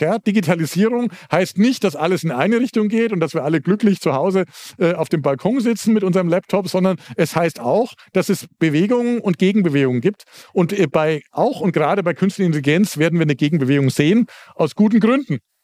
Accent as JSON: {"language": "German", "region": "Southern Germany", "country": "Germany", "said": "Also ich komme aus Süddeutschland, das haben Sie schon gemerkt"}